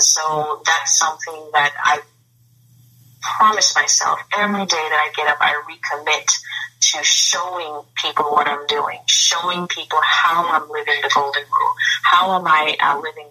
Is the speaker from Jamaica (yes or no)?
yes; Jamaica; now in United States; I'm from Jamaica originally, the island of Jamaica.